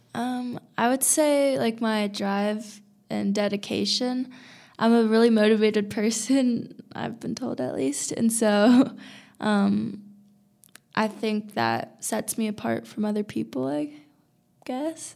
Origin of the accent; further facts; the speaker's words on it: California, United States; now in Boulder, United States; I'm from California